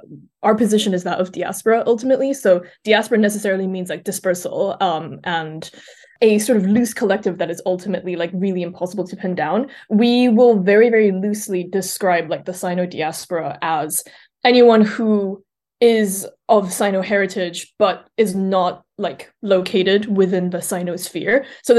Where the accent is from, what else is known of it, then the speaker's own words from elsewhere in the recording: Switzerland; also born or lived in China; I think like I was born in China and I moved to Switzerland when I was a baby and I grew up there.